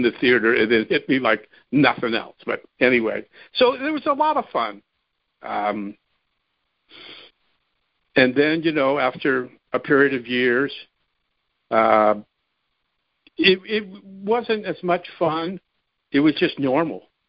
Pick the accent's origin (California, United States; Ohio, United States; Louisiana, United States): California, United States; San Fernando Valley; Born and raised in the San Fernando Valley